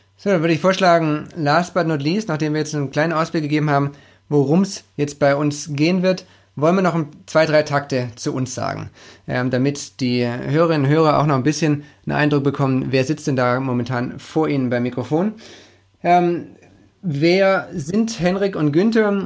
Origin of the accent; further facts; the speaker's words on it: Stuttgart, Baden-Württemberg, Germany; accent: Swabian; Ich bin gebürtiger Stuttgarter, äh, ein Schwabe